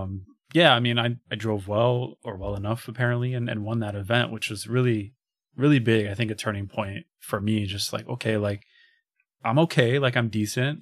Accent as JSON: {"language": "English", "town": "Chicago", "region": "Illinois", "country": "United States", "said": "I'm a kid from Chicago"}